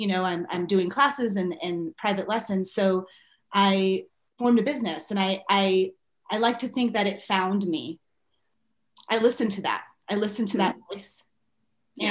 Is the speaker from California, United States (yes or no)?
yes; Inland Empire, Southern California, United States; I grew up in Southern California and right outside the Los Angeles area in the Inland Empire